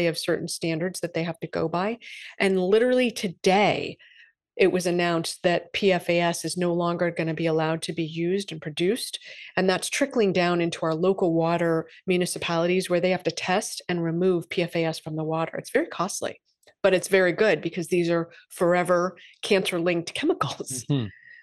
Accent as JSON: {"language": "English", "region": "Massachusetts", "country": "United States", "said": "I'm from Massachusetts"}